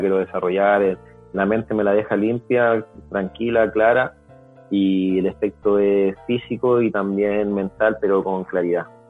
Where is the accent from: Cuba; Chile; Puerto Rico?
Chile